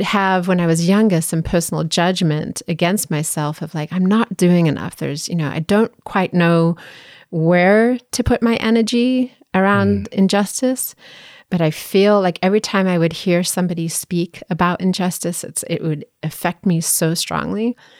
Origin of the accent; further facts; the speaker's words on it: South Africa; I grew up in South Africa